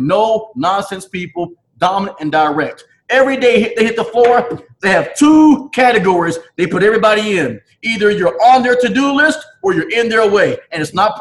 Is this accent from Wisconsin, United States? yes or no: no; Chattanooga, Tennessee, United States; I was born in Chattanooga, Tennessee, raised Southern